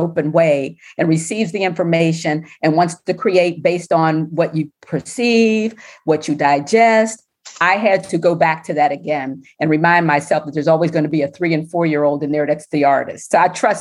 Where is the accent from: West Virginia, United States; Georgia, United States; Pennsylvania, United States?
Pennsylvania, United States; Pittsburgh; born or raised there; moved away as an adult; now in Washington, D.C., United States